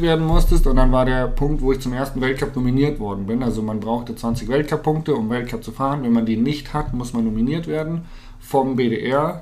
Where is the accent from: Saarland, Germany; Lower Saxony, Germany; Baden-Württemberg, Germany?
Lower Saxony, Germany; Hanover; moved away; Ich komme aus Hannover oder ich habe zu dem Zeitpunkt in Hannover gelebt